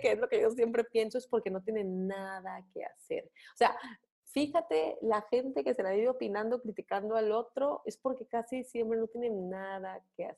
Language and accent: Spanish; Mexico; nuestra cultura como mexicanos